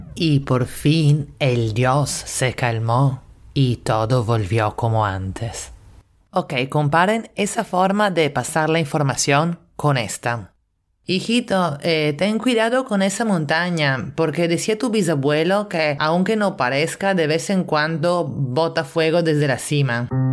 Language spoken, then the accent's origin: Spanish; Italy; now in Lima, Peru; italiana en Lima